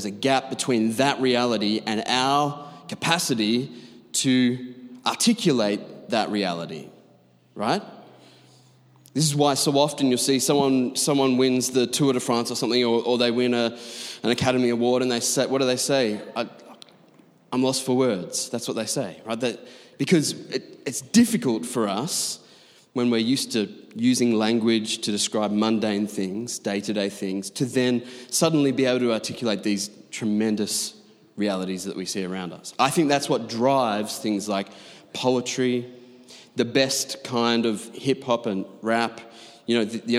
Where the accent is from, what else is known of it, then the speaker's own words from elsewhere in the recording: Doncaster, Yorkshire and the Humber, United Kingdom; We came from Doncaster. It's one thing in Doncaster, right, in leafy green Bible Belt Doncaster to say that you like poetry